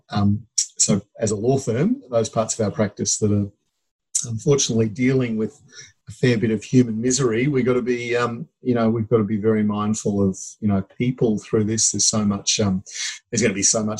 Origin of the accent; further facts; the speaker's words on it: Queensland, Australia; now in Melbourne, Australia; as a Queenslander originally